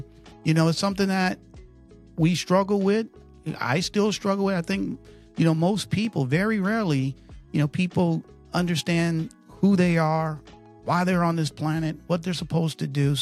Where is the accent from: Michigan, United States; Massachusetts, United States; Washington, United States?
Michigan, United States; Detroit; now in Connecticut, United States; I'm from Detroit, Michigan. I live in Connecticut